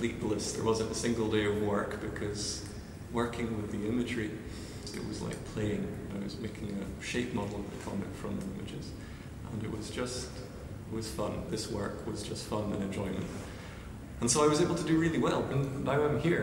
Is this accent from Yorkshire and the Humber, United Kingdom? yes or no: no; Inverness, Scotland, United Kingdom; moved away as an adult; also born or lived in Kent, England / Canada; now in Netherlands; I'm from Inverness in Scotland.